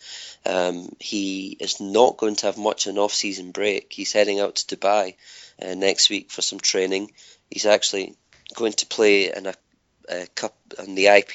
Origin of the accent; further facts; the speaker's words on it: Scotland, United Kingdom; I grew up playing tennis in Scotland